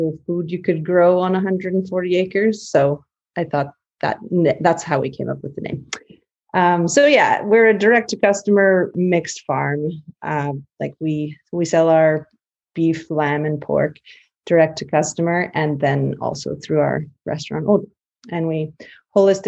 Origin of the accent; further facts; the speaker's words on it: Yorkton, Saskatchewan, Canada; I grew up on mostly a cattle and grain farm near Yorkton